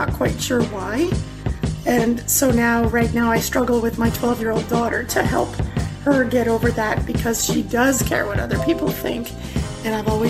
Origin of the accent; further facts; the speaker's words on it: near Niagara Falls, Ontario, Canada; I am from Ontario, Canada, near Niagara Falls.